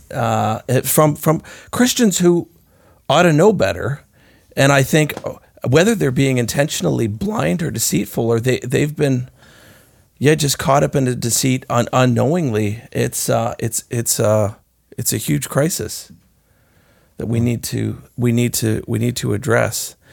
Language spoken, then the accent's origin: English; Canada; as Canadians